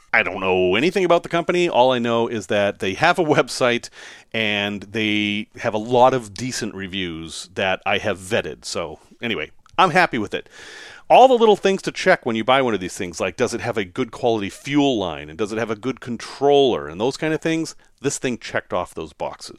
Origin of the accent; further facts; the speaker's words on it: Salem, Massachusetts, United States; growing up in Salem, Massachusetts, as I did